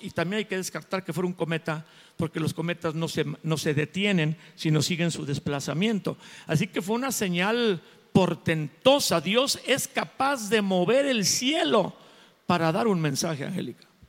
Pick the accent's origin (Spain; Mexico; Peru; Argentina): Mexico; yo soy mexicano